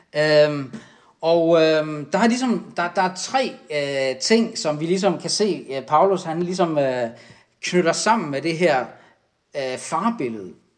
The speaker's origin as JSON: {"language": "Danish", "country": "Denmark"}